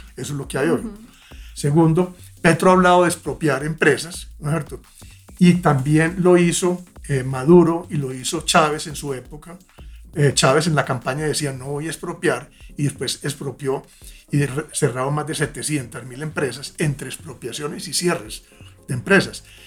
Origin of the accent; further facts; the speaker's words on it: Antioquia, Colombia; Yo vengo pues de Antioquia, como se habrán dado cuenta por el acento